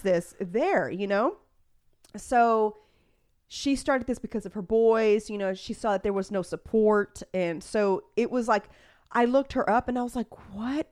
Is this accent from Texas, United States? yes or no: yes; Houston, Texas, United States; I am from Spring Branch